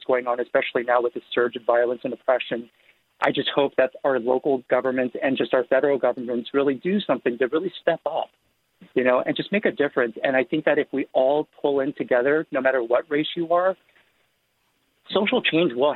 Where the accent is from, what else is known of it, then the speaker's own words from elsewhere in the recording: San Francisco, California, United States; as a Korean American, born and raised in San Francisco.